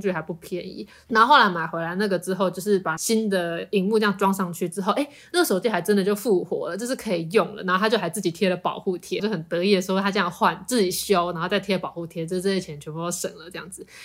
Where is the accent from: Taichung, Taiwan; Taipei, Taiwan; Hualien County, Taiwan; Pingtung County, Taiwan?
Taipei, Taiwan; also born or lived in Tainan; 我是台北人